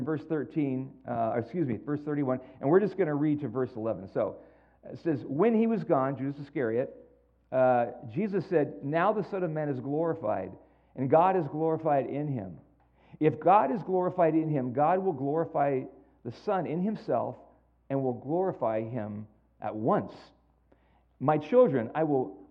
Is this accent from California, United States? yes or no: yes; San Jose, California, United States; moved away; I am from San Jose, born and raised in San Jose